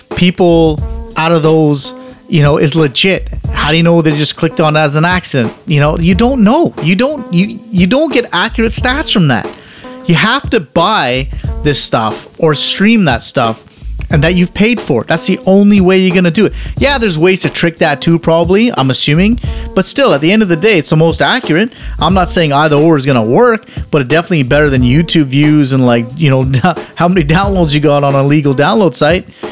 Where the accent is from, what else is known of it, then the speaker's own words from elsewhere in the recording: Canada; also born or lived in United Kingdom; being Canadian